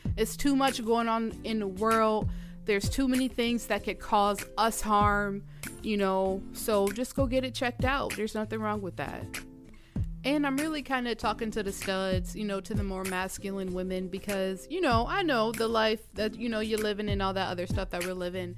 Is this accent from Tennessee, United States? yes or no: no; Georgia, United States; I'm from Georgia. I went to school in Georgia.